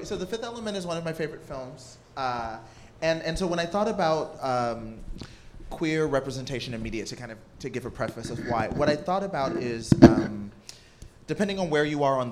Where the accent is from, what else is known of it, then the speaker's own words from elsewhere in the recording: Lewisville, Texas, United States; moved away; also born or lived in Newark, New Jersey; growing up in Louisville, Texas, a black gay kid with a single mom